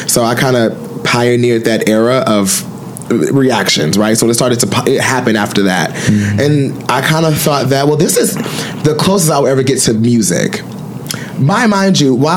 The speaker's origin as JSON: {"language": "English", "town": "Detroit", "region": "Michigan", "country": "United States", "said": "I'm from Detroit and black, dark skinned"}